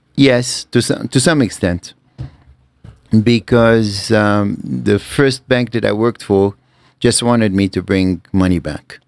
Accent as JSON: {"language": "English", "country": "Lebanon", "tie": "born or raised there", "also_born_or_lived": "Cairo, Egypt", "moved": "as an adult"}